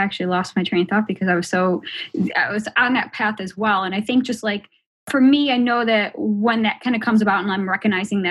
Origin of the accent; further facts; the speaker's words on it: Buffalo, New York, United States; now in Columbus, United States; I'm from Buffalo, so I still have some of that abrasiveness. And when I moved to Columbus, Ohio